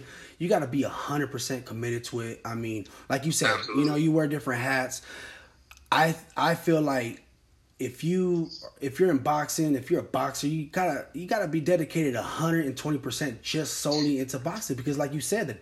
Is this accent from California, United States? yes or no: yes; Sacramento, California, United States; now in Lancaster, United States; I was born and raised in Sacramento